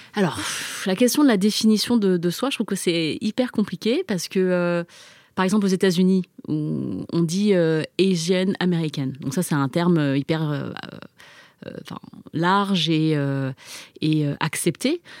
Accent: France; first language Chinese; French is a second language; je suis née en France, j'ai grandi en France

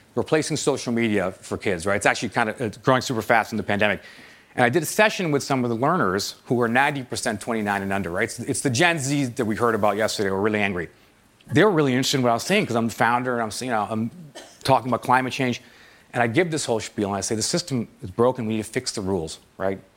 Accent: Toronto, Ontario, Canada; moved away as an adult; I moved back to my hometown of Toronto

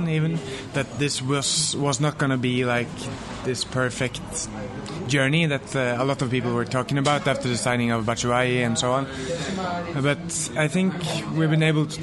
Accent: Norway; I am from Norway

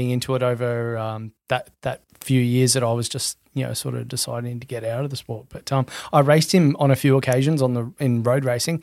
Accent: Gold Coast, Queensland, Australia; 39 years old, Gold Coast born and bred

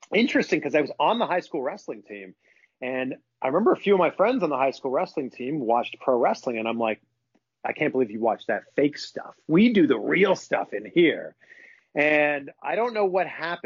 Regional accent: Pickering, Ontario, Canada; moved away as an adult; also born or lived in Vancouver; It's like a half hour train ride from my hometown, which is Pickering.

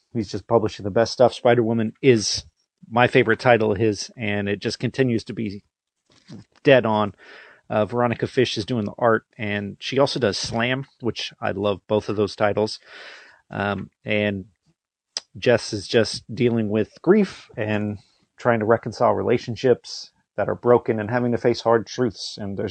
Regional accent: Florida, United States; I'm from the United States. I'm from Florida, to be specific.

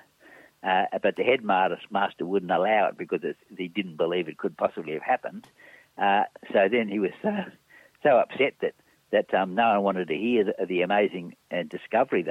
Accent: Gold Coast, Queensland, Australia; I grew up partly on the Gold Coast, and in the 1950s and 1960s

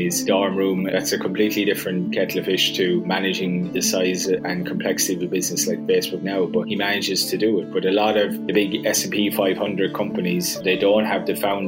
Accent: Ireland; moved away as an adult; also born or lived in Dublin / Sydney, Australia; the accent will probably give it away, but yeah, I grew up in Ireland and worked in Dublin for a little while after I finished university and then started traveling the world and ended up in Australia

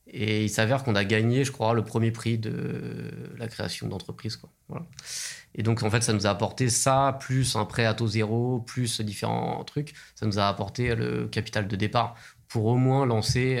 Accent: Seine-Saint-Denis, Île-de-France, France; now in Nantes, France; J'ai grandi dans le 93 aussi

